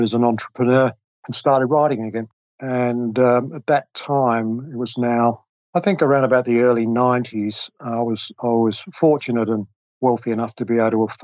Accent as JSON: {"language": "English", "region": "London", "country": "United Kingdom", "tie": "born or raised there", "also_born_or_lived": "Australia", "moved": "as an adult", "said": "I grew up and was educated in England"}